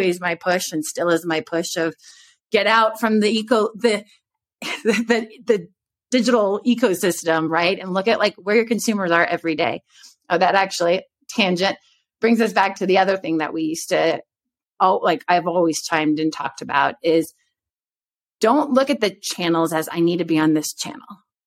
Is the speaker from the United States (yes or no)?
yes; Texas, United States; moved away; also born or lived in New York; I grew up in Texas.